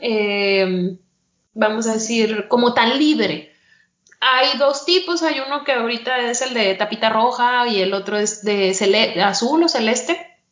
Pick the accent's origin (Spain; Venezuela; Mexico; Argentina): Mexico; uno como mexicano